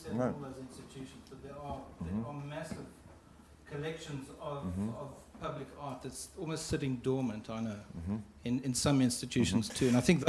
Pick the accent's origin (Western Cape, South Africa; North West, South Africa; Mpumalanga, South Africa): Western Cape, South Africa; Cape Town; I'm from Cape Town